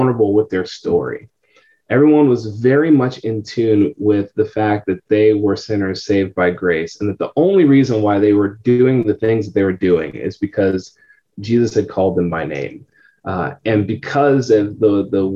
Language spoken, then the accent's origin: English; San Francisco Bay Area, California, United States; moved away as an adult; now in Tampa, United States; I'm originally from California, San Francisco Bay Area.